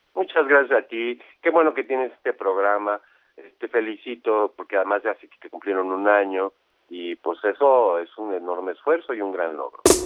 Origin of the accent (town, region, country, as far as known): Mexico